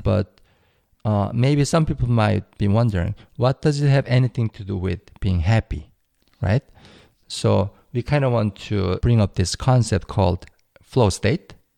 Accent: South Korea; English is a second language; moved away as an adult; now in United States; how I learned English in Korea

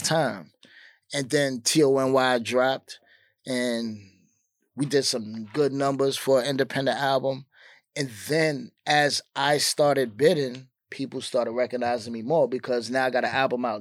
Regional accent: New York City, New York, United States; I'm from Queensbridge. It's not like I'm just from Queens.

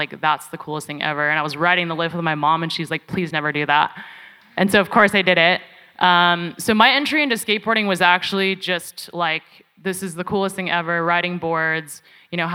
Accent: Bay Area, California, United States; I grew up in the Bay Area in the suburbs

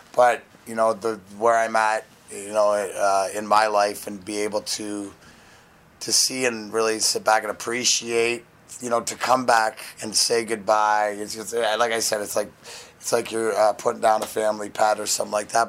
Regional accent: Ontario, Canada; now in Detroit, United States; I'm proud to be from there

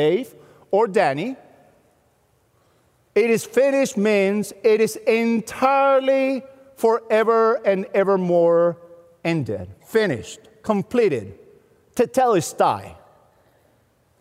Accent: Venezuela; moved away as an adult; now in United States; a guy who was born and raised in Venezuela, who came to the U.S. with $200 in 1991

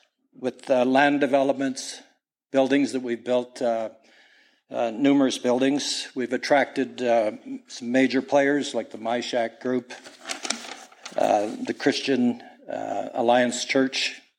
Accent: Bonnyville, Alberta, Canada; moved away as an adult; also born or lived in Vancouver, British Columbia; I am an Albertan from Bonneville who went to English Bay, Vancouver, to start English Bay Batter in 1983.

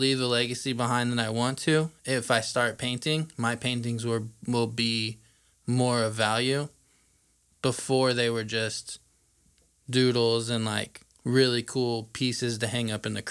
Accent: Franklin, Indiana, United States; also born or lived in Southport, Indiana; I grew up in Franklin until high school, and then I moved to Indy

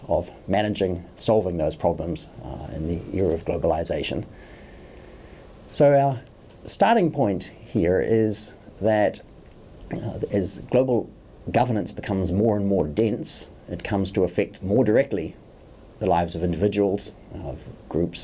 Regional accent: New Zealand; moved away as an adult; also born or lived in Oxford, United Kingdom; now in New York City, United States; I'm from New Zealand, spent a long time teaching and studying in Oxford University, and then I've been based at New York University for more than 10 years

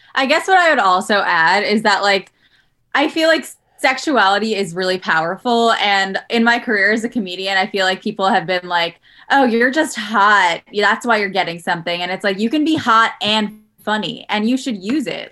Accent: New York City, New York, United States; also born or lived in Los Angeles; now in Jersey City, United States; I'm from Queens, but my mom moved here recently

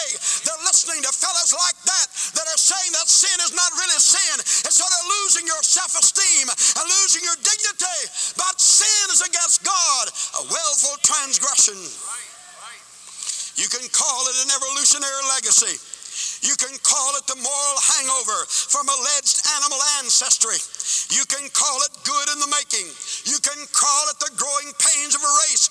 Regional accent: United States; I'm an American

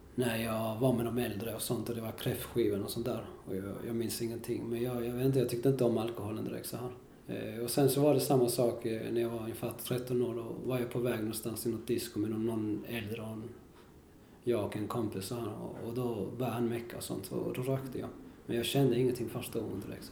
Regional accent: Kristianstad, Skåne, Sweden; also born or lived in Valparaíso, Chile / Viña del Mar, Chile; vi flyttade till Skåne, till ett ställe som heter Kristianstad

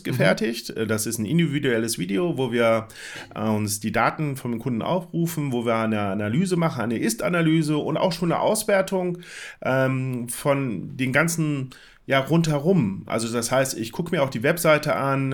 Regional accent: Bielefeld, North Rhine-Westphalia, Germany; ich komme aus Bielefeld, ähm, das Büro ist in Herford

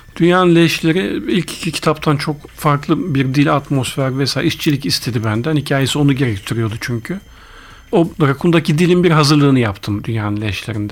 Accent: Ankara, Turkey; also born or lived in Ardahan; Bütün yani çocukluğumdan hatırladığım her şey Ankara. İlk gençlik Ankara. Mezuniyet, üniversiteyi bitirene kadar hep Ankara. O yüzden Ankaralıyım dersek hadi çok da yanlış olmaz

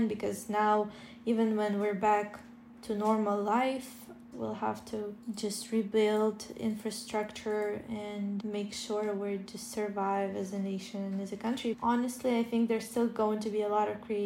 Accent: Ukraine; now in Kyiv, Ukraine; my parents who are staying in my hometown 40 kilometers away from the Russian border

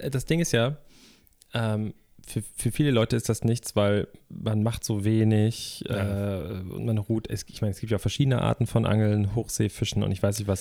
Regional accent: Germany; Ich bin ja am Alsterlauf groß geworden

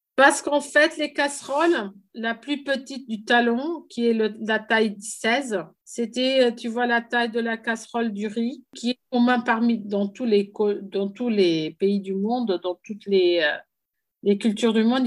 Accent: Portugal; j'étais la première femme euh, en tant que Portugaise à exposer au Guggenheim

